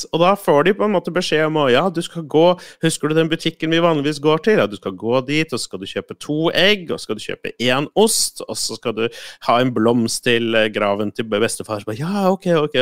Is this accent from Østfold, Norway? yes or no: yes; Moss, Østfold, Norway; hjemme i Moss